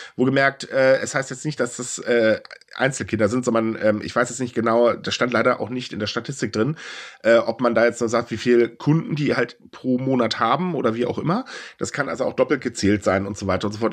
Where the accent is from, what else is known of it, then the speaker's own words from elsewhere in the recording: Germany; ich bin Deutscher